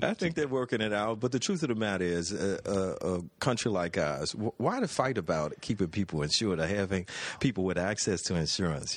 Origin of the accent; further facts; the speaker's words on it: New Orleans, Louisiana, United States; growing up in New Orleans